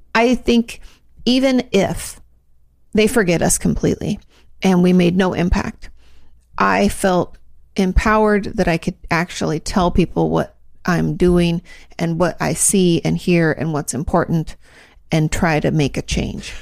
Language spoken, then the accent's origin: English; Washington, United States; moved away as an adult; I was from Washington